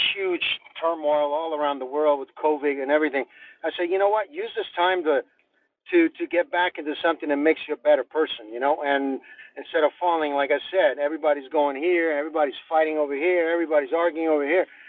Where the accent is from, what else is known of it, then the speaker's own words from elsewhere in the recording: Rome, Lazio, Italy; now in United States; we grew up in Rome, and we grew up in Europe